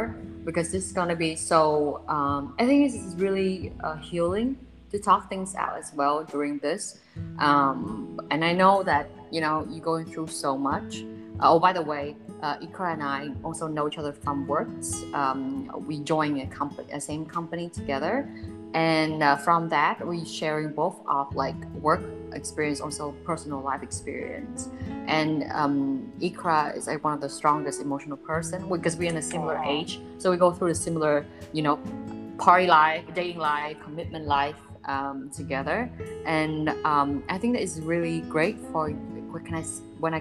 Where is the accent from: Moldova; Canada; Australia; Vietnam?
Vietnam; moved away; I'm from Vietnam